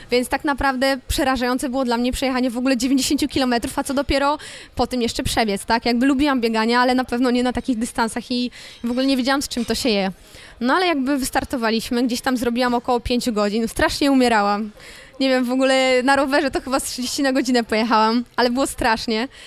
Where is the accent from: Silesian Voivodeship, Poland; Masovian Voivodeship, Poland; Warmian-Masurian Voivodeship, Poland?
Warmian-Masurian Voivodeship, Poland; Elbląg; moved away; ja jestem z Elbląga i e, chodząc do, do szkoły podstawowej numer 16